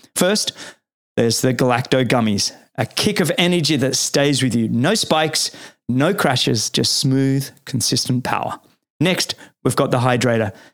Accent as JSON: {"language": "English", "town": "Sydney", "region": "New South Wales", "country": "Australia", "tie": "born or raised there", "moved": "yes", "lives_now": "East Coast US", "said": "I remember doing rowing all through there as a kid growing up"}